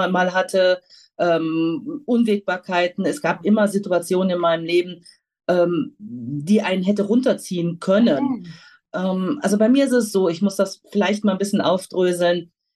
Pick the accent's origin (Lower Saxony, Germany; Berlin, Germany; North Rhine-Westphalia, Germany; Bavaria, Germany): North Rhine-Westphalia, Germany; moved away as an adult; now in Rüthen, Germany; ich selber komme vom Niederrhein, auch mit Migrationshintergrund. Ah. Mein Vater ist Nordfriese, meine Mutter ist Kroatin, ah. aufgewachsen am Niederrhein.